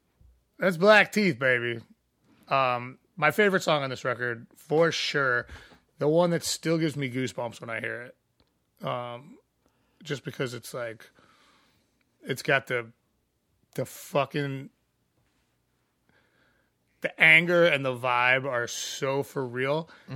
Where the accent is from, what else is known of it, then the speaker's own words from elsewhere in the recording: Chicago, Illinois, United States; also born or lived in Missouri; I'm from Missouri. Yeah. Like, that's not far from where I grew up when I was real little, before I moved to Chicago. I moved here when I was 10, so... I mean, I basically grew up here, but, you know, like, I still feel like a ancestral home there.